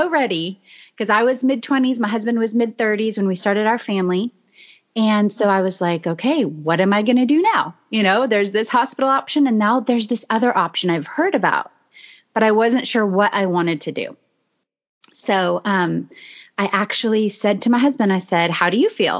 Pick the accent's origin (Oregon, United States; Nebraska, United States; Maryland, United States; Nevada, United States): Oregon, United States; moved away as an adult; now in Texas, United States; I was born and raised in Oregon and somehow made it to Texas about 16 years ago.